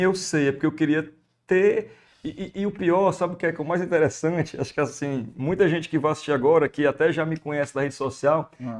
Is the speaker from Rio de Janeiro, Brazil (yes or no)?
no; Fortaleza, Ceará, Brazil; accent: Ceará; eu nasci em Fortaleza e muito novo, acho que com um ano de idade, fui morar na Messejana, né, que é um bairro